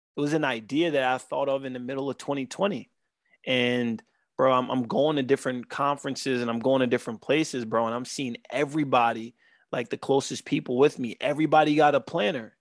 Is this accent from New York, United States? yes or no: yes; New York City, New York, United States; we are two kids from Southside Jamaica, Queens, that grew up not knowing more than what we've seen around t-, a ten block radius